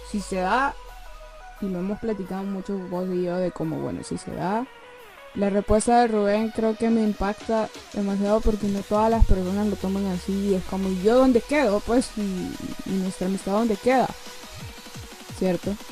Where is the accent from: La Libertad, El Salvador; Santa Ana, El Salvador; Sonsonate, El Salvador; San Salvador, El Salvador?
San Salvador, El Salvador; Nosotros somos de la capital, eso nunca se lo habíamos, yo nunca lo había dicho, yo soy de la capital y él también.